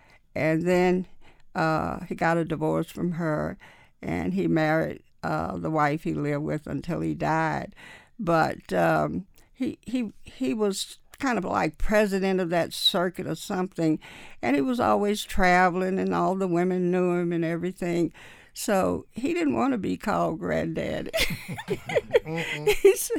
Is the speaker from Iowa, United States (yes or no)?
no; Atlanta, Georgia, United States; Buckhead in Atlanta was kind of like Tarrytown, where all the rich and affluent whites lived at that time.